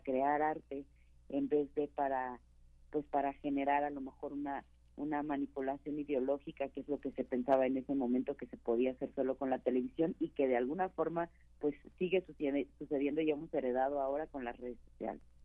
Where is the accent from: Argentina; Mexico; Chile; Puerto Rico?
Mexico; also born or lived in London; tuve que salir de México